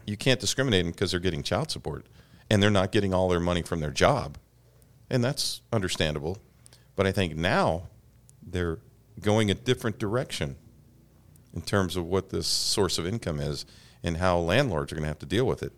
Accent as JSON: {"language": "English", "region": "Alabama", "country": "United States", "tie": "born or raised there", "moved": "yes", "said": "somebody from close to where I grew up in Alabama"}